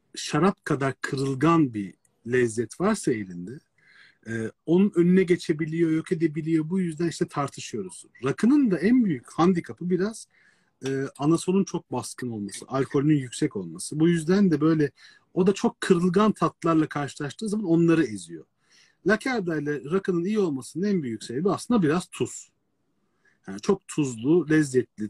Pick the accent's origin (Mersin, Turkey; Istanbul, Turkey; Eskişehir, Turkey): Istanbul, Turkey; adada doğmuş büyümüş birisi olarak